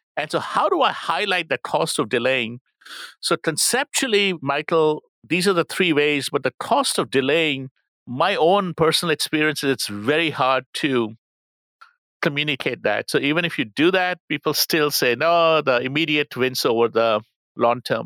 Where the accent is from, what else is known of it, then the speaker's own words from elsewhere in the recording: India; moved away; I'm from India